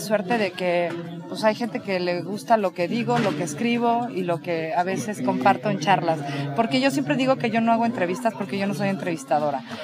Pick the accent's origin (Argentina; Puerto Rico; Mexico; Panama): Mexico; somos los mismos mexicanos